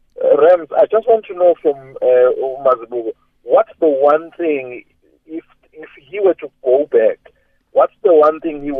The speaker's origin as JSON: {"language": "English", "town": "Pietermaritzburg", "region": "KwaZulu-Natal", "country": "South Africa", "moved": "yes", "said": "I'm from Pietermaritzburg originally."}